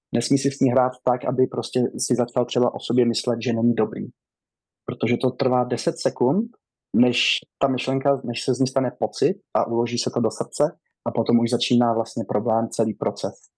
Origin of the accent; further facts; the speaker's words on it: Rokycany District, western Bohemia, Plzeň Region, Czechia; moved away as an adult; now in United States; Já pocházím, a, z Rokycanska, mám čtyřicet